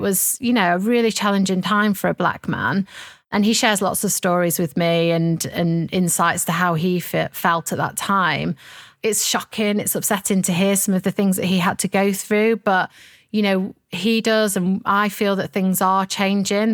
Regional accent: Sheffield, Yorkshire and the Humber, United Kingdom; I have lots of fond memories of growing up in Sheffield.

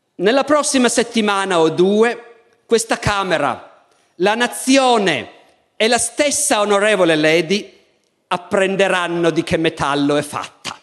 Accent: Italy; io, essendo un italiano

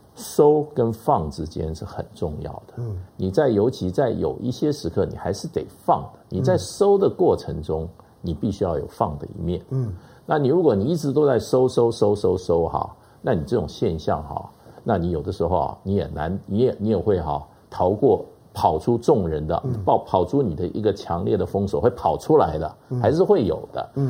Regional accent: Taiwan; 那我们在台湾长大，

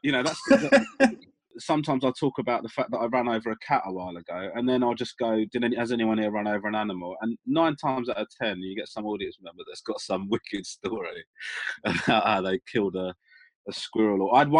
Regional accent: Crawley, South East England, United Kingdom; Yeah, basically, my mum and dad are originally from Sri Lanka.

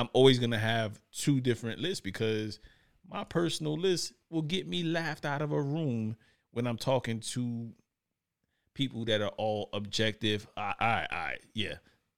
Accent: New York, United States; And I'm from New York.

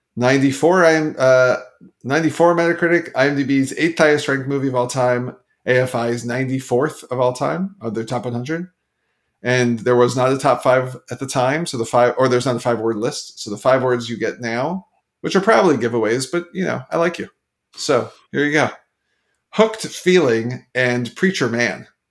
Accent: Canada; I'm Canadian

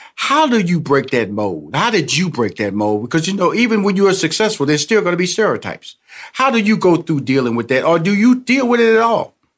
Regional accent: Houston, Texas, United States; I'm originally from Houston, Texas

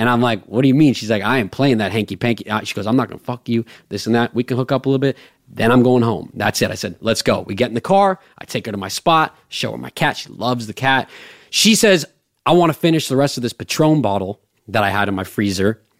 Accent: Los Angeles, California, United States; I'm not even from New York. I'm from fucking the Palisades. I'm from Los Angeles

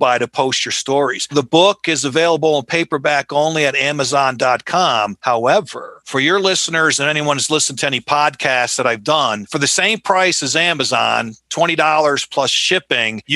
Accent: Colonie, New York, United States; moved away; I was born and raised in Albany, New York, a place called Colony

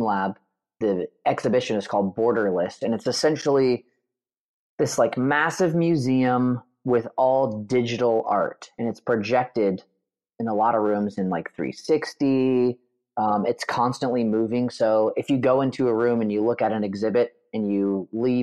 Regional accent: Northern California, United States; I grew up in Northern California

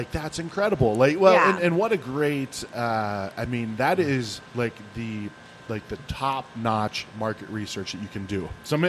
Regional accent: East Palestine, Ohio, United States; I grew up in Ohio. In Ohio, like in our small town, there was 5,000 people in our small town.

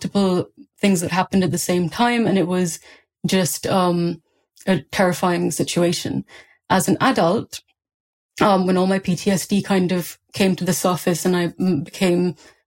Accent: India; now in United Kingdom; I grew up in India during a rape crisis.

